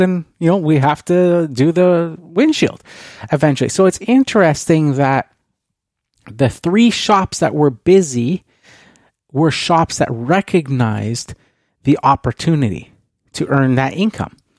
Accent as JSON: {"language": "English", "country": "Canada", "said": "being Canadian"}